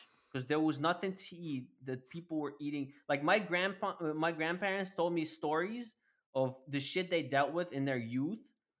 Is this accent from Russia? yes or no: yes; Russia; English is a second language; I was born in Soviet Union, and I grew up during the rebuilding period. So there was a lot of fucked up shit going on back then.